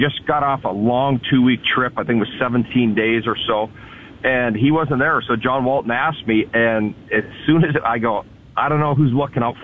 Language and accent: English; Edmonton, Alberta, Canada; I grew up in Edmonton, and we had tickets in the WHA